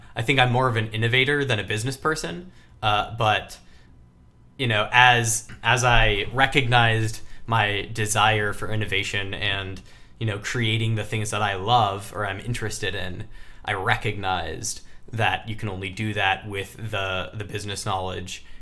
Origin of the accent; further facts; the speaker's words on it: Michigan, United States; moved away as an adult; also born or lived in Texas; Mackinac Island Fudge, which is a very Michigan ice cream. Also happens to be where I was born and raised